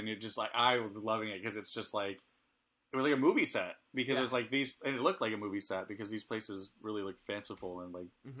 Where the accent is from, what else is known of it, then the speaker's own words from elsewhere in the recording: Southern California, United States; I grew up in Southern California